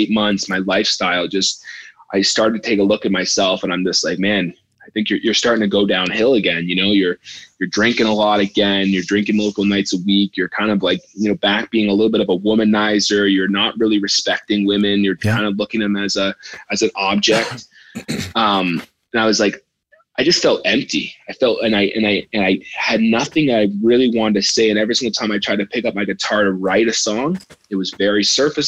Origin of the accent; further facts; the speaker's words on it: Canada; moved away as an adult; also born or lived in Nashville; back in my home country